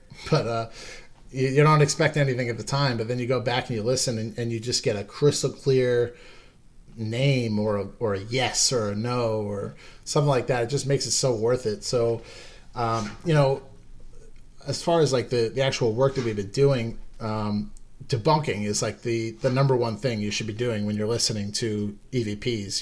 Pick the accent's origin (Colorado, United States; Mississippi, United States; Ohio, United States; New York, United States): New York, United States; Long Island; I was born and raised on Long Island